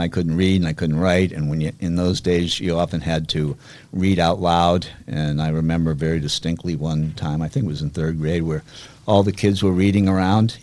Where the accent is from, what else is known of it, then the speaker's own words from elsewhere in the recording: Weston, Massachusetts, United States; I was brought up in Weston, which is was a little different back then than now